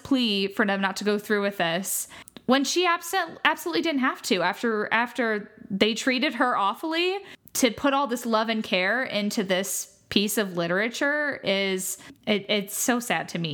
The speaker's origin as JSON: {"language": "English", "country": "United States", "said": "as an American"}